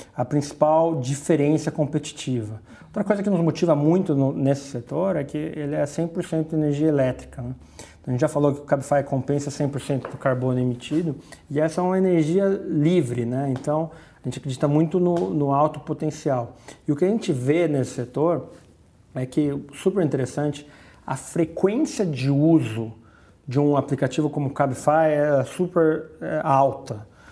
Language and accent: Portuguese; Campinas, São Paulo, Brazil; sou do interior, sou de Campinas